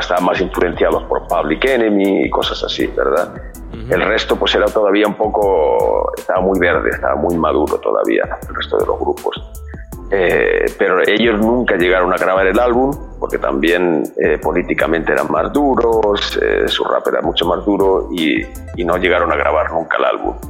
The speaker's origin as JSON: {"language": "Spanish", "town": "Alcorcón", "region": "Community of Madrid", "country": "Spain", "said": "Yo soy de Madrid, de una zona del sur de Madrid, un barrio del sur de Madrid que se llama Alcorcón"}